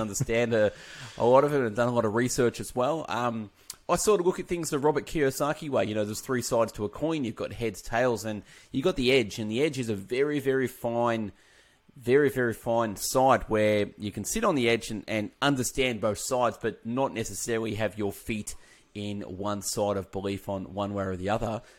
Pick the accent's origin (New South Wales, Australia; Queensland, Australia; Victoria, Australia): Victoria, Australia; Melbourne; I'm from Melbourne, Australia